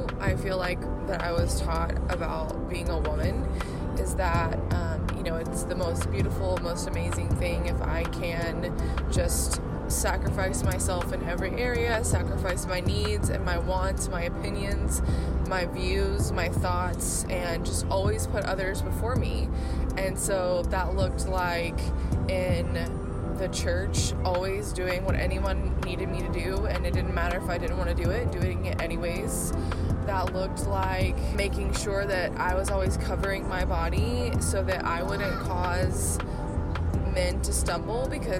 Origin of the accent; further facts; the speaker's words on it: Waco, Texas, United States; I am from Waco, Texas.